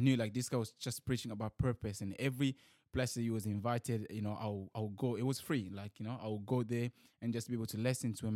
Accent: DR Congo; also born or lived in New Zealand; now in Sydney, Australia; I'm from Democratic Republic of Congo

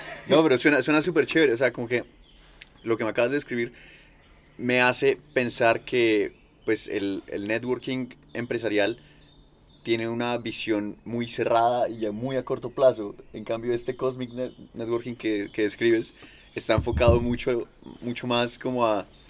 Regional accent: Bogotá, Colombia; yo vengo de, de ciudad, de Bogotá

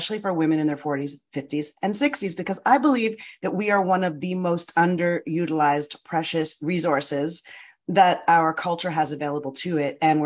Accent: Canada; moved away as an adult; now in United States; I'm from Canada. I spent my first early career as a film and television actor

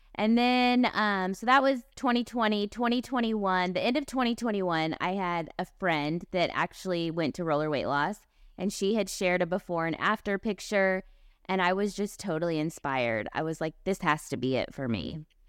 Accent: Kansas City, Missouri, United States; I grew up in Kansas City, Missouri.

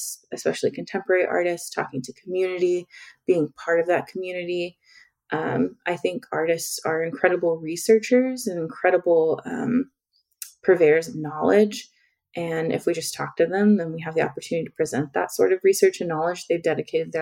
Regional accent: Oklahoma, United States; I come from Oklahoma, all over in many rural city, rural towns all over Oklahoma.

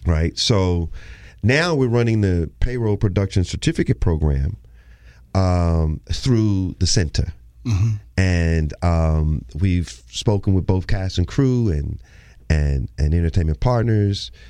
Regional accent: Houston, Texas, United States; moved away; I'm from Houston

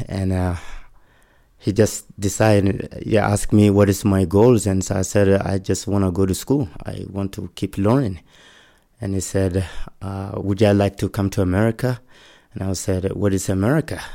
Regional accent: Mali; English is a second language; moved away as an adult; now in Utah, United States; I'm from Mali, West Africa

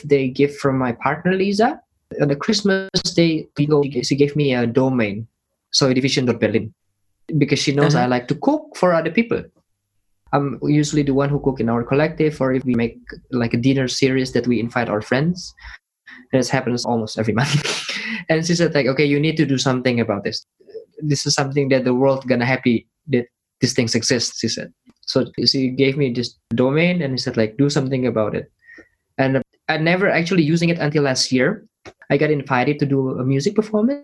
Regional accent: Indonesia; moved away; I'm from Indonesia

